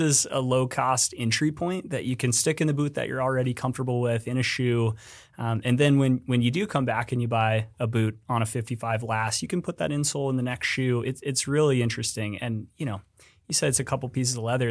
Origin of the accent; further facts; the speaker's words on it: Colorado, United States; moved away as an adult; also born or lived in Bozeman, Montana / Ohio; I grew up in Colorado